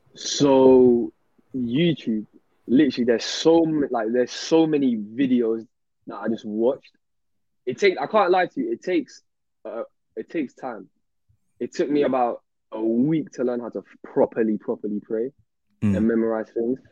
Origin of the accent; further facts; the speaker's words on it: London, United Kingdom; I'm from South London